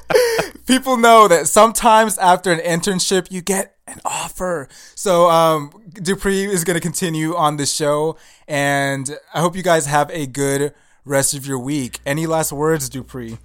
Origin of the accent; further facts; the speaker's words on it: Nigeria; I'm Nigerian and I know where I came from